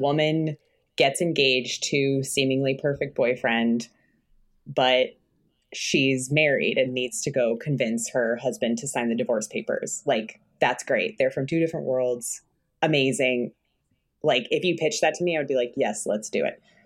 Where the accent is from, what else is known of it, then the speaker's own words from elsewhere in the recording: Connecticut, United States; now in Los Angeles, United States; I grew up in Connecticut, like from a long line of liberals